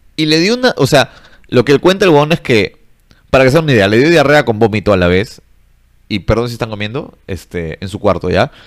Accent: Peru; los peruanos estamos en, el intermedio

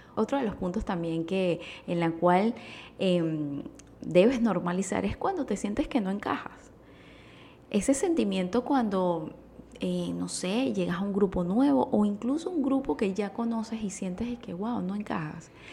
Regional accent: Venezuela; utilizo esos términos venezolanos

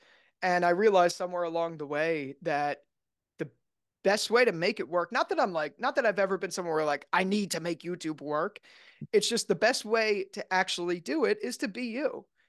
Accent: New Jersey, United States; now in New York City, United States; Yeah, I grew up in New Jersey. I lived like right outside of Philadelphia. So I spent, you know, my whole life there. And I actually never wanted to live in the city.

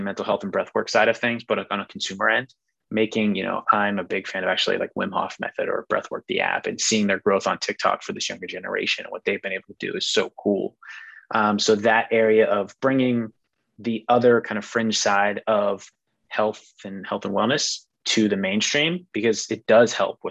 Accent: Pittsburgh, Pennsylvania, United States; So I'm from Pittsburgh, so you have to be a Steelers fan. And one that just kind of sticks out to me as a kid, kind of growing up, we would always watch the Steelers games at my grandma's house.

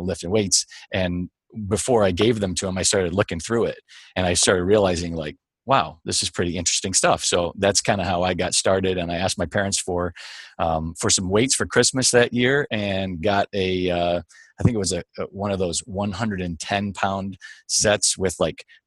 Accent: Michigan, United States; I was born and raised in Michigan, but not outside of Detroit necessarily

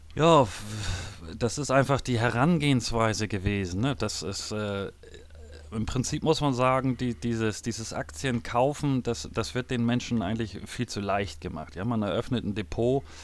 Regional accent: Hamburg, Germany; ich bin geboren in Hamburg

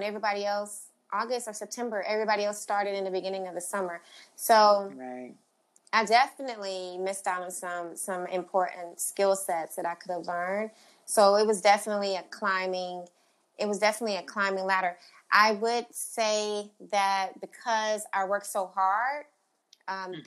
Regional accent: Houston, Texas, United States; also born or lived in Charlotte / New York; I'm a Southern girl. Like, I'm from Houston, and my business is in Houston.

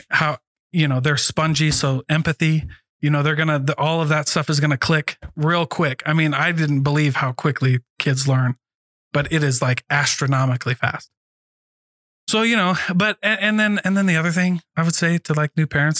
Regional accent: Iowa, United States; I'm from Iowa.

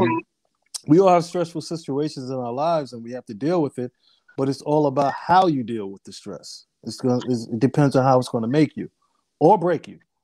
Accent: Amityville, New York, United States; also born or lived in Brooklyn, New York / Hampton, Virginia / New Jersey / Harlem, New York; I was born in Brooklyn, raised in Long Island

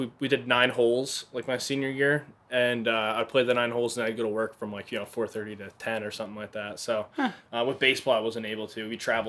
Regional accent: New Jersey, United States; Yep. Not the city part. I'm from, like, the mountains.

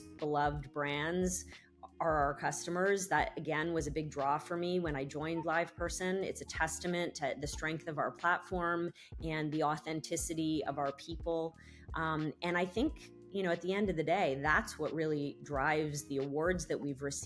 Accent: Canada; I'm Canadian

